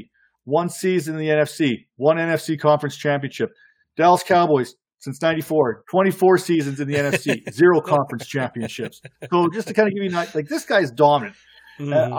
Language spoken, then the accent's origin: English; Canada; I'm Canadian.